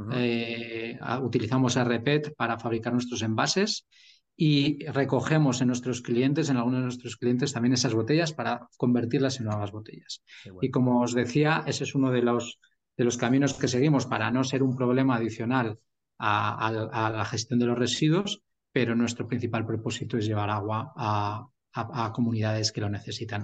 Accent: Burgos, Castile and León, Spain; also born or lived in England / China / Netherlands; now in Madrid, Spain; soy de Burgos eh, lo que pasa es que llevo ya 20 años en Madrid

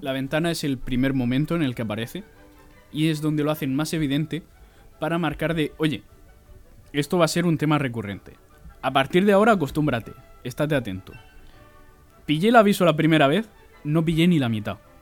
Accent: Region of Murcia, Spain; tú y yo no solo somos españoles, además somos murcianos.

